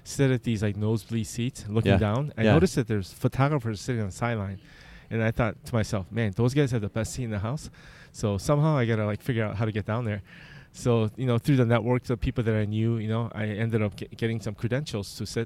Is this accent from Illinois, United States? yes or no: yes; Chicago, Illinois, United States; I'm from Chicago, and I do destination weddings